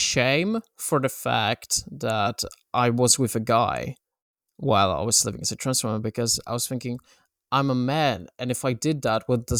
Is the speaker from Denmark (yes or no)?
no; Poland; born there; English is a second language; And I was born in Poland, in a small town that was very homophobic.